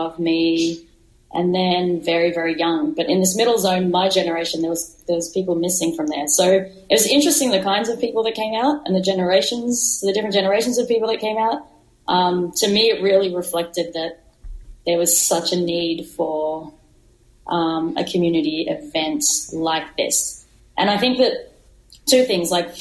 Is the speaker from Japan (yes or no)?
no; Australia; growing up in Australia and having my younger queer years in Australia